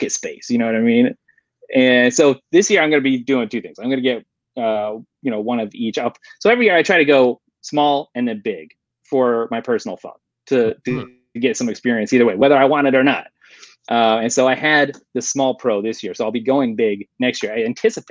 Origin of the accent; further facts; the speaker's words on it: Colorado, United States; now in Midwest, United States; I grew up in Colorado